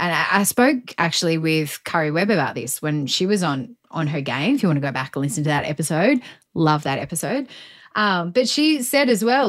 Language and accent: English; Coolah and Orange, country New South Wales, Australia; I grew up in the country in the 80s. You grew up in the country in the 70s. I mean, I only had two channels on my TV. I remember when I grew up in Coolar and then Orange for a while.